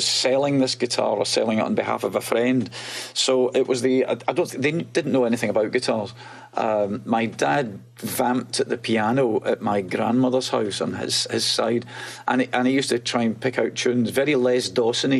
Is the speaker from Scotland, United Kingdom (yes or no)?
yes; Glasgow, Scotland, United Kingdom; moved away as an adult; also born or lived in London; I was born in a tenement slum on the outskirts of Glasgow, a one bedroom flat, no heating